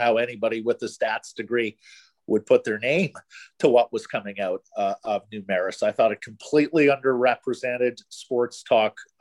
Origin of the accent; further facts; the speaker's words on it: Ottawa, Ontario, Canada; also born or lived in Montreal / Toronto; now in Vancouver, Canada; I grew up in Ottawa, you know, spent many years in Montreal and Toronto.